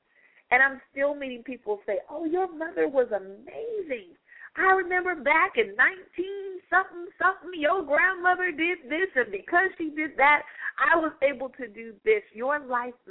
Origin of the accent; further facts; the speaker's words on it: Stockton, California, United States; moved away; back in my hometown in Stockton, California. I was in elementary school